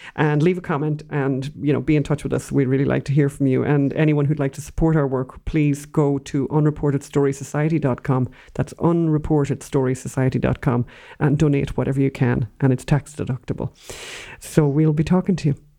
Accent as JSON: {"language": "English", "country": "Ireland", "said": "We're Irish."}